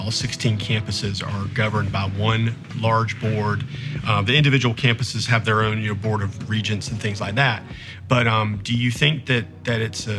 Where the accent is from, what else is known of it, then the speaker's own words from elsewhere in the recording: North Carolina, United States; moved away as an adult; now in Columbia, United States; I'm a transplant. I'm from North Carolina, but right. I got moved here for my very first job. And so most of my adult career has been here in this state.